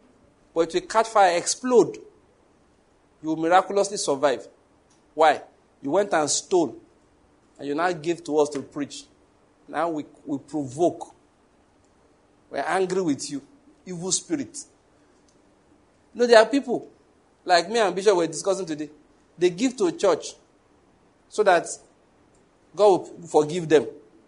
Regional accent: Lagos, Nigeria; now in Enugu, Nigeria; I came from Lagos where the cross wasn't too far from me.

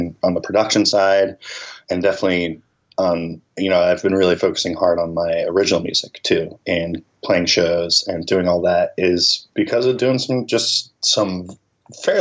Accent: Philadelphia, Pennsylvania, United States; moved away as an adult; now in Nashville, United States; I'm originally from Philadelphia

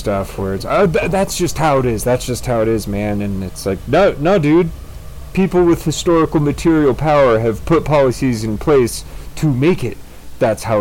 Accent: California, United States

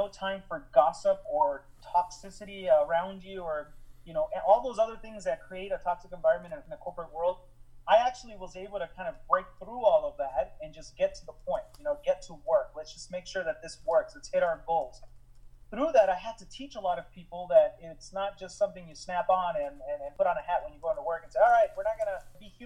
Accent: Chandler, Arizona, United States; I grew up in Chandler back when it was a farmer town

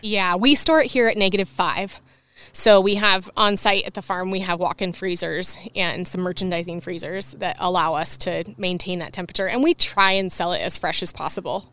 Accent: La Conner, Washington, United States; I grew up in Laconner. It's really small.

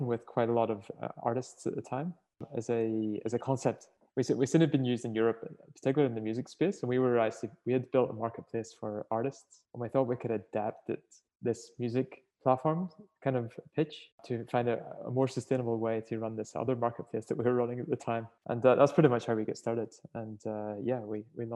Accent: Northern Ireland, United Kingdom; moved away as an adult; now in Australia; you can tell from my accent, I'm not originally from here. So I sort of, right? From Ireland, sorry, Northern Ireland

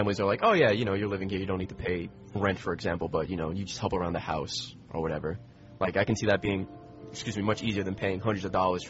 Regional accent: Selden, New York, United States; moved away as an adult; also born or lived in Queens, New York; I grew up in Long Island. Selden, New York.

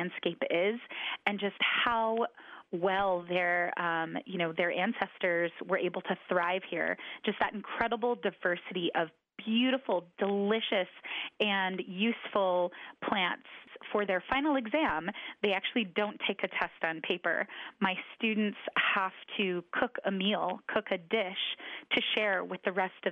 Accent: United States; also born or lived in Catawba Nation; I've lived on the Standing Rock Reservation for most of my life

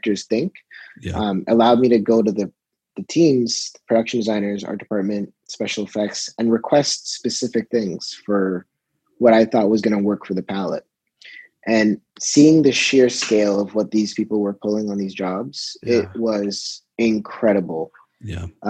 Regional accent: Toronto, Ontario, Canada; being my hometown, it was kind of nice to be able to shoot where I came from

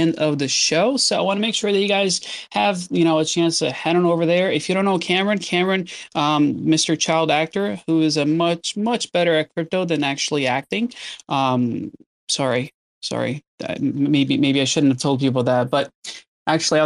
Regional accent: Brazil; now in Southern California, United States; I was born in Brazil, but I've been in the U.S. for, I don't know how many, like over 20 years now.

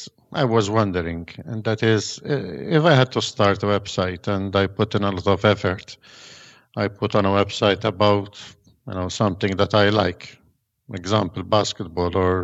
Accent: Malta; I'm from Malta. We are living here in a soccer mad island

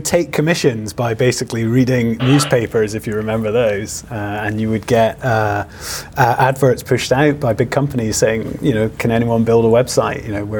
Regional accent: Aberdeen, Scotland, United Kingdom; now in Edinburgh, United Kingdom; I'm actually from Aberdeen, but I live in Edinburgh.

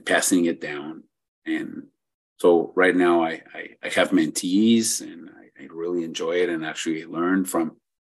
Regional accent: Ciudad Juárez, Chihuahua, Mexico; also born or lived in El Paso, Texas, United States; I was born in El Paso, Texas, but grew up in Juarez, Mexico, right across the border

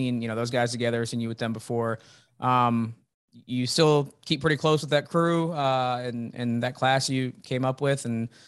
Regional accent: Champaign, Illinois, United States; I'm a Central Illinois guy too.

